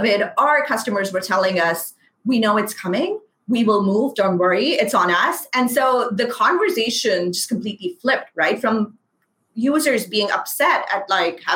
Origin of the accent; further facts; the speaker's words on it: Pakistan; first language Urdu; English is a second language; I am brown. I am Pakistani. I am a hijabi.